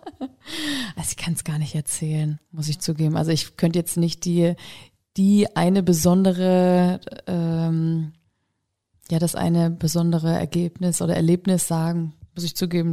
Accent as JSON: {"language": "German", "area": "Kiss", "region": "Bavaria", "country": "Germany", "also_born_or_lived": "Würzburg", "moved": "as an adult", "lives_now": "Hesse, Germany", "said": "ich komme ursprünglich aus Kiss, so eine Gemeinde vor Würzburg"}